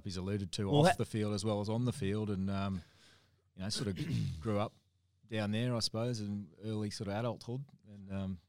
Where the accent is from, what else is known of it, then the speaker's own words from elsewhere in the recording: Queensland, Australia; moved away as an adult; also born or lived in Canberra; I'd grown up as a Queenslander.